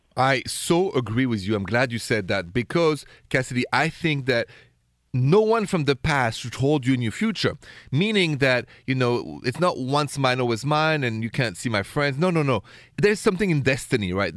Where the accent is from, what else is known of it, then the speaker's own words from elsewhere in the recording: Paris, Île-de-France, France; accent: Parisian French; moved away; my accent is straight from Paris, France